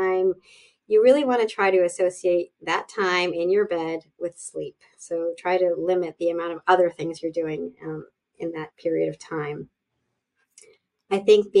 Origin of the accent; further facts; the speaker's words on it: Canada; I am Canadian